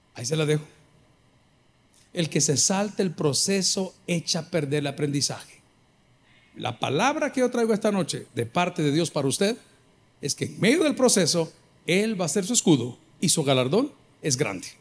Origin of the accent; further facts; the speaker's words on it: El Salvador; los salvadoreños que estamos aquí